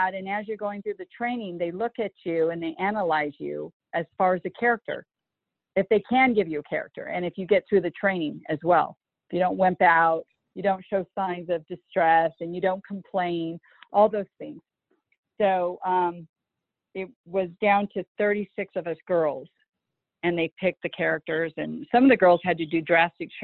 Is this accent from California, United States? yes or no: yes; La Crescenta, California, United States; I'm a native of California, so I was born and raised in La Crescenta, California